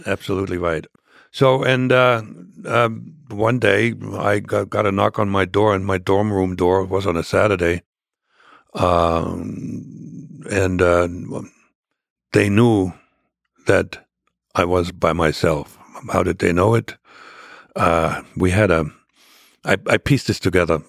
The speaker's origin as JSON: {"language": "English", "country": "Germany", "tie": "born or raised there", "also_born_or_lived": "Jena, Germany", "second_language": "English", "moved": "as an adult", "lives_now": "United States", "said": "I was born into a, the remote e, southeastern corner, uh, of, of East Germany"}